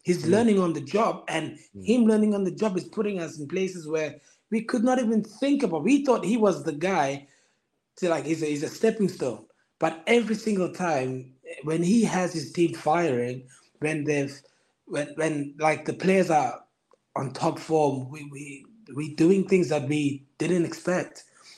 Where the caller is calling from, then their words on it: Kendal, North West England, United Kingdom; I'm in the Lake District, Kendall.